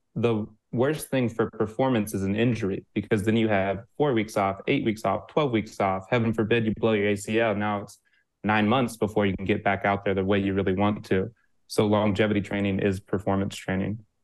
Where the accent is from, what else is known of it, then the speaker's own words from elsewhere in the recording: Midwest, United States; I'm a Midwesterner